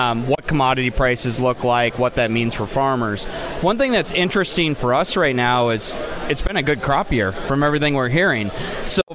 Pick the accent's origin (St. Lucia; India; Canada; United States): United States; Minnesota; I'm a Minnesotan